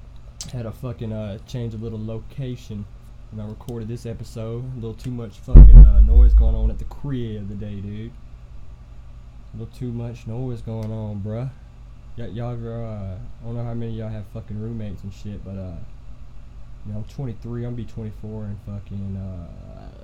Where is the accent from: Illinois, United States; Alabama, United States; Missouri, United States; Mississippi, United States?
Alabama, United States; I'm from Alabama, in Price, Alabama